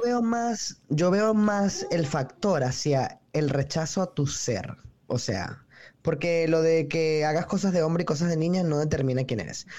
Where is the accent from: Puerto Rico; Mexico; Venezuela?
Venezuela; moved away as an adult; now in New York, United States; soy realmente de Venezuela, pero vivo en Nueva York desde hace cuatro años